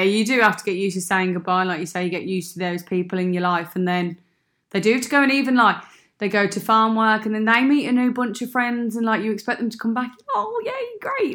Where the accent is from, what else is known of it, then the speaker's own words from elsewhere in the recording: Birmingham, West Midlands, United Kingdom; accent: Brummy; moved away as an adult; now in Sydney, Australia; I am from Birmingham